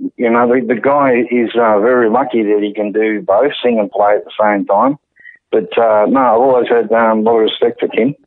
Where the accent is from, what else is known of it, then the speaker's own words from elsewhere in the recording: England, United Kingdom; moved away; being English, um, I've always had that European edge